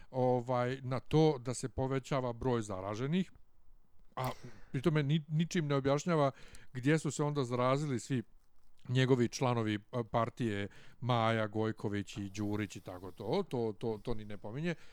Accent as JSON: {"language": "Croatian", "country": "Bosnia & Herzegovina", "said": "Pa ja sam iz Bosne"}